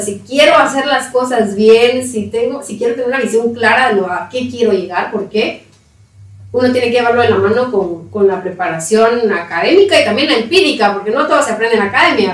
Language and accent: Spanish; Patulul, Suchitepéquez, Guatemala; moved away as an adult; also born or lived in Coatepeque, Quetzaltenango; now in Guatemala City, Guatemala; Crecí en Paturul, Suchitepeques